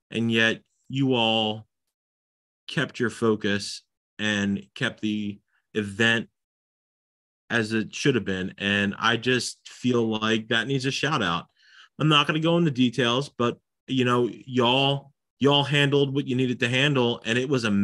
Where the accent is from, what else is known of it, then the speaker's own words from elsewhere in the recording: Texas, United States; That's what my profile name on all the internet sites says. I'm from Texas.